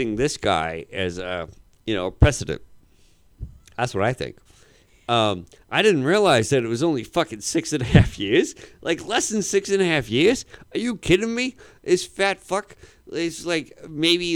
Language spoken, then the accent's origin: English; Boston, Massachusetts, United States; I'm from Boston